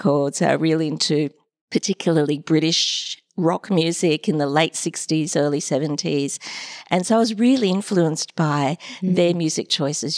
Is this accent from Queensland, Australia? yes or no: yes; Brisbane, Queensland, Australia; moved away as an adult; also born or lived in Cairns, Queensland / Sydney; I grew up pretty much in Brisbane